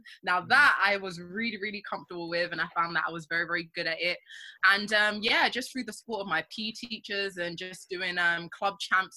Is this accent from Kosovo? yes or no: no; London, United Kingdom; I grew up in North London